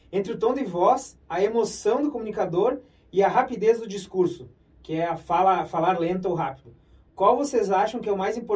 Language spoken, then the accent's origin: Portuguese; Brazil; Eu, particularmente, sou do interior, nitidamente vocês perceberam